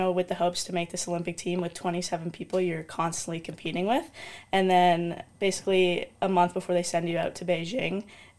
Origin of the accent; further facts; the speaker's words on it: Toronto, Ontario, Canada; moved away; I'm obviously from Canada and from Toronto